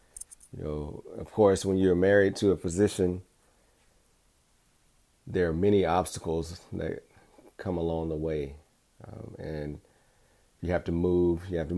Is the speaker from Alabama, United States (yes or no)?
yes; Alabama, United States; I was the boy from Alabama who smiled a lot.